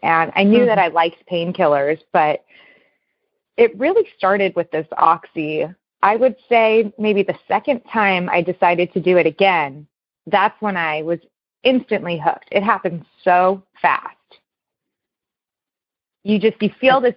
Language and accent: English; Newport Beach, California, United States; I was born and raised in Newport Beach, California